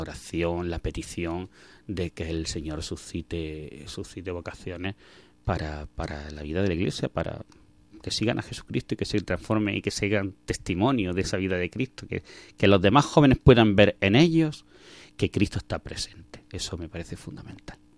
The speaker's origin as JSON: {"language": "Spanish", "town": "Belicena", "region": "Andalusia", "country": "Spain", "tie": "born or raised there", "also_born_or_lived": "Alcuéscar, Cáceres", "moved": "yes", "said": "yo soy de un pueblo de Granada que se llama Belicena y allí fue donde nací, donde viví mis primeros años, donde estudié los, años del colegio"}